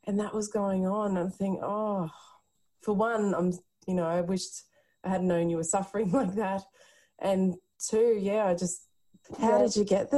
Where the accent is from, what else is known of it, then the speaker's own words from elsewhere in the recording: Castlemaine, Victoria, Australia; We're from the country. Yeah. We grew up in Castlemaine in central Victoria